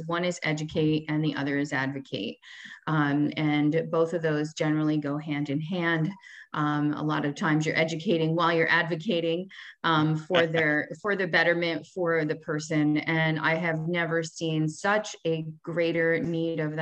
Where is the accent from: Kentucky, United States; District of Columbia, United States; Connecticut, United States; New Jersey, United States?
New Jersey, United States; I am from New Jersey, have always lived in New Jersey.